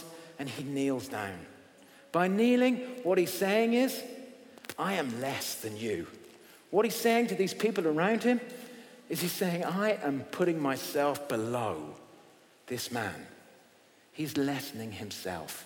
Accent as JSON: {"language": "English", "region": "England", "country": "United Kingdom", "said": "I'm English"}